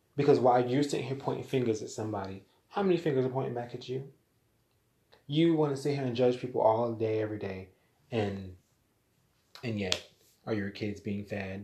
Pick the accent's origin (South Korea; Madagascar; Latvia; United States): United States; also born or lived in Jamaica; I'm American. I was born here in America. My ethnicity, however, I'm Jamaican. My family is Jamaican